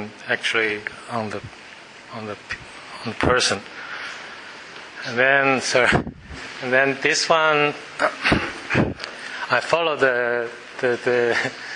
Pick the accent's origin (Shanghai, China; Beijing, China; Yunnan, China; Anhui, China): Beijing, China; moved away as an adult; now in Australia; Beijing, that's my hometown